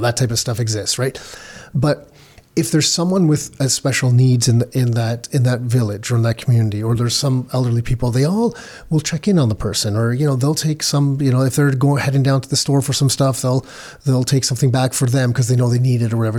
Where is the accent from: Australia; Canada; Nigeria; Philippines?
Canada; I was born in Canada